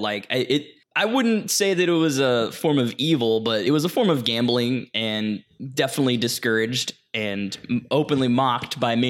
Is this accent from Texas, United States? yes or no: yes; Texas, United States; also born or lived in Louisiana; I was raised in Texas and Louisiana, and that sentiment was common among my elder peers.